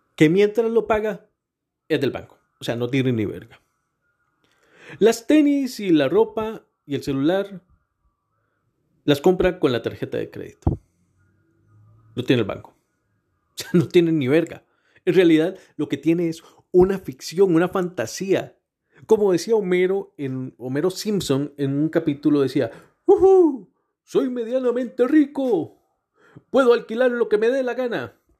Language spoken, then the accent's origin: Spanish; Costa Rica; Soy el Tico